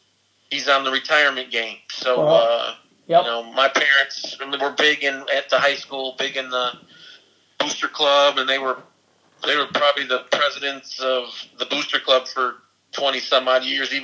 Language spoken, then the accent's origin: English; Albion, Michigan, United States; Albion, I've always loved Albion. Always will. You know, small town, but you know, big hearts in the small town.